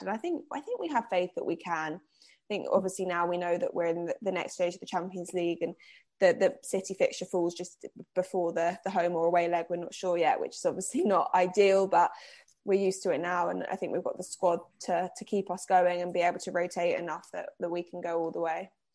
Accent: Cambridge, East of England, United Kingdom; moved away

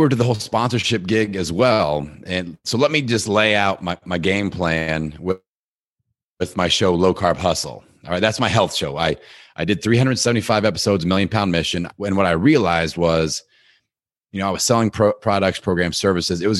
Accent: Midwest, United States; I'm like I'm from the Midwest. I can I can do whatever.

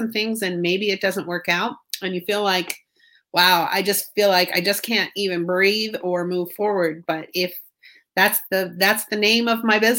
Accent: Fort Mill, South Carolina, United States; I'm from Fort Mill, South Carolina

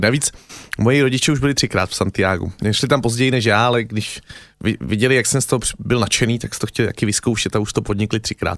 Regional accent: Czechia; jsem Čech

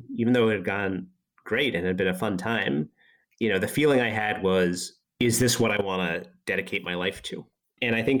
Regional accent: Boston, Massachusetts, United States; I grew up in Boston

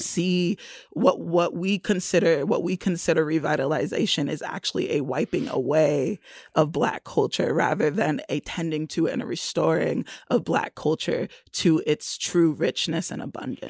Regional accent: Florida, United States; moved away as an adult; also born or lived in Brooklyn, New York; now in Kansas City, United States; I was born in Brooklyn, and I was raised in Florida for sixteen years and left Brooklyn. I was nine

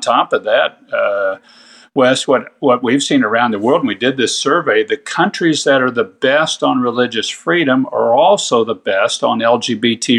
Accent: Kansas, United States; my home state of Kansas

